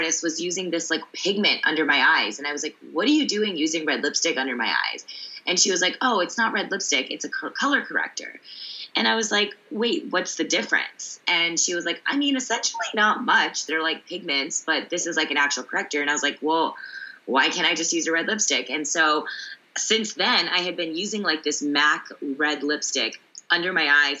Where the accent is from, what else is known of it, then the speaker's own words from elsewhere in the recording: Sugar Land, Texas, United States; moved away as an adult; also born or lived in Columbus, Ohio / New York City; I was a little Indian girl growing up in Sugar Land, Texas